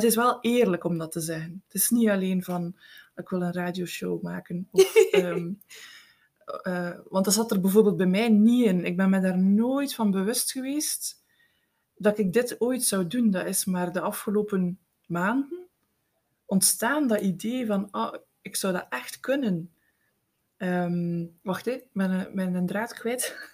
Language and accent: Dutch; Eeklo, Flanders, Belgium; ik ben van het Meetjesland. Ik ben geboren en getogen in Eeklo